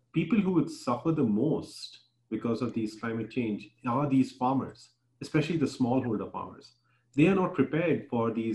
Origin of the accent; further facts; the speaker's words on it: Bihar, India; now in United States; where I grew up in Bihar